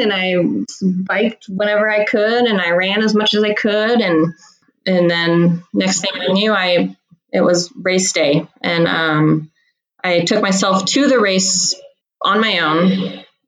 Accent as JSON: {"language": "English", "town": "Hood River", "region": "Oregon", "country": "United States", "tie": "born or raised there", "said": "I grew up in Hood River, Oregon"}